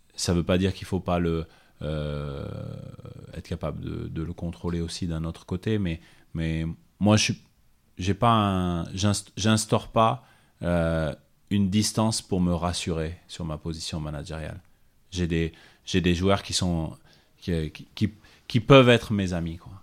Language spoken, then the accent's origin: French; Clermont-Ferrand, Auvergne-Rhône-Alpes, France; rester chez moi à Clermont